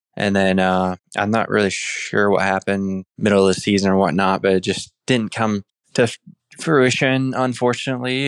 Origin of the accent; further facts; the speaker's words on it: Indiana, United States; moved away; from Indiana